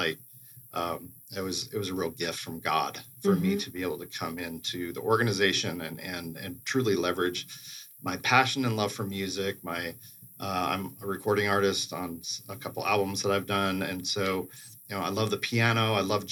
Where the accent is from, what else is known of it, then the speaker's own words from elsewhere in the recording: Eugene, Oregon, United States; moved away; also born or lived in Denver / Indiana; I grew up in Eugene, Oregon